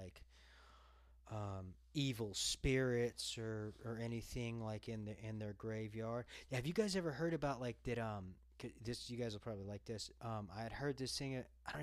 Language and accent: English; Los Angeles, California, United States; moved away; I'm from Los Angeles